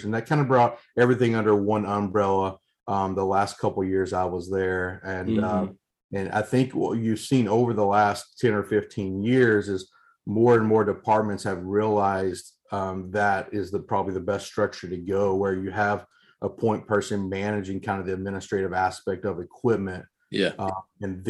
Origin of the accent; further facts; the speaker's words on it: Kentucky, United States; moved away as an adult; now in Oregon, United States; Growing up in Kentucky. Going to school there, working there, and then all of a sudden here, I knew one person in Oregon.